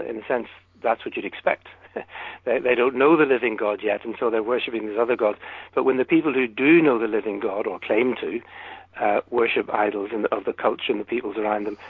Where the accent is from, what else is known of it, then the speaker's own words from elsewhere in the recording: United Kingdom; I'm British